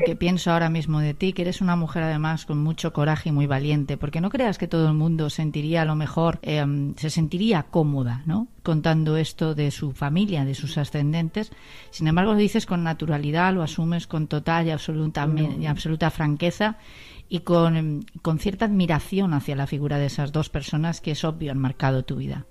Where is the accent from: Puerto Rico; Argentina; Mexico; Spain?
Spain; Los españoles también somos así